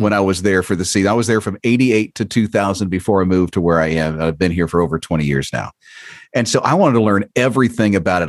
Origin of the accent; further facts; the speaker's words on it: Florida, United States; I'm from Florida